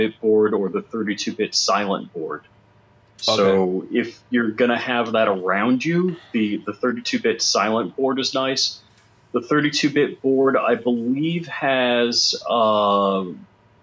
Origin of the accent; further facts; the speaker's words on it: New York, United States; Hank and I are from New York